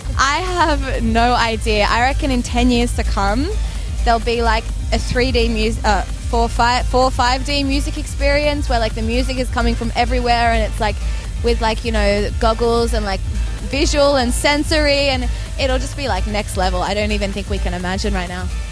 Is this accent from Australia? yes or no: yes; Sydney, New South Wales, Australia; I'm from Sydney, Australia